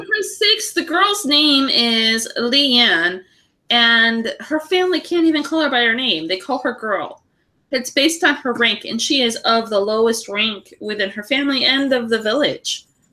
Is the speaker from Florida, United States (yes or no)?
no; California, United States; we are Californian